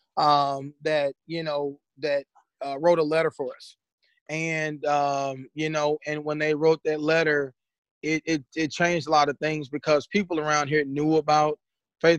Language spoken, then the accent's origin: English; Mississippi, United States; moved away; also born or lived in St. Louis, Missouri / Berkeley / Columbia, Missouri; I'm originally from Mississippi, and moving to St. Louis